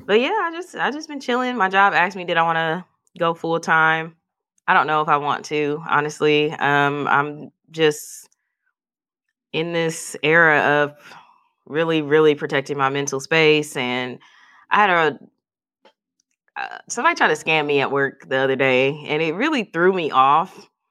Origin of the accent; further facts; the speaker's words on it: Milwaukee, Wisconsin, United States; we're all from Milwaukee